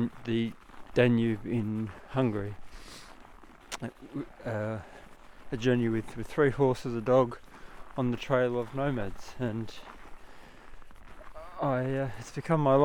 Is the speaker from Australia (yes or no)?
yes; Australia; moved away as an adult; I'm from Australia, but I came to Finland